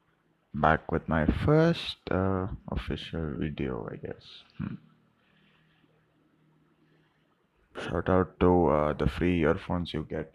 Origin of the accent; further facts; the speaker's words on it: South India, India; Middle class South Indian household